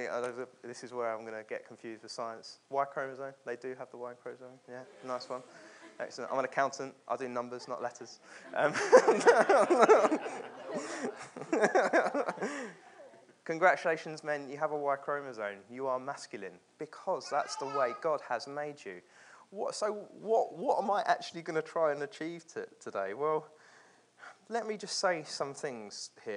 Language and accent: English; London, United Kingdom; moved away as an adult; also born or lived in the north of England; born and raised in London